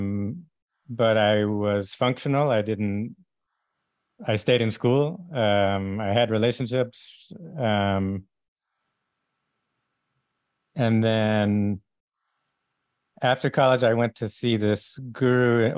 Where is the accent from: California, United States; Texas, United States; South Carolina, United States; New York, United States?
Texas, United States; I grew up in Texas